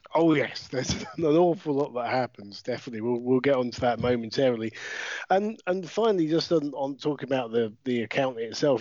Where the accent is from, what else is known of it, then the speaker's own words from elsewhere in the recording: United Kingdom; I am British wrestling commentator, manager, and general dog's body